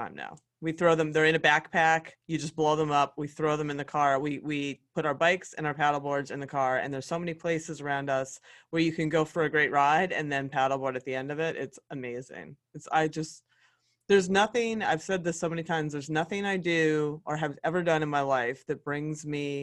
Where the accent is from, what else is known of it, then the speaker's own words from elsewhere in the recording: Pennsylvania, United States; the great state of Pennsylvania, honestly, my home state.